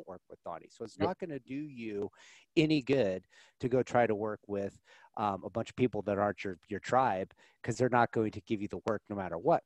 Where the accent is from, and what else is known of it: Nebraska, United States